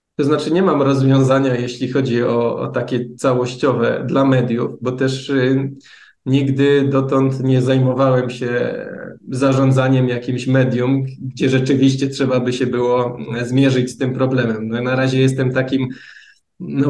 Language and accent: Polish; Bielsko-Biała, Silesian Voivodeship, Poland; pochodzę z Bielska